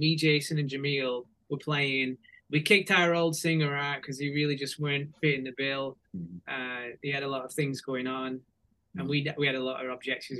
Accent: England, United Kingdom; moved away as an adult; also born or lived in California; now in Nashville, United States; 11 years ago when I first moved to US from UK, because I'm English.

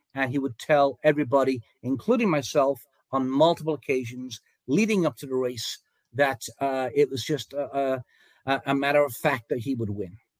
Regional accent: England, United Kingdom; moved away as an adult; now in United States; I came from England. Uh, I was an apprentice jockey over there, rode uh, some races in England and Germany, came to America in 1977

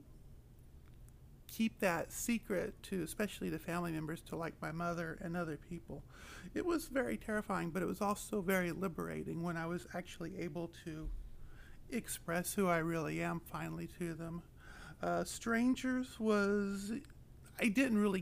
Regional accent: Oklahoma, United States; moved away as an adult; now in Pacific Northwest, United States; I come from Oklahoma, from rural country. And I moved here probably about 3 years ago to get married, and I'm loving the Pacific Northwest

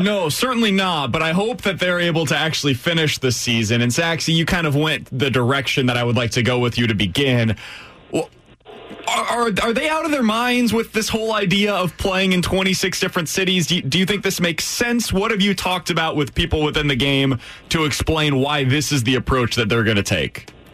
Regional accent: Kansas City, Missouri, United States; I was growing up in Kansas City

